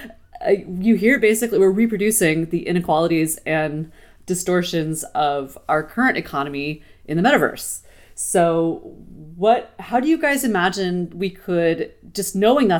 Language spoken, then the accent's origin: English; United States; as an American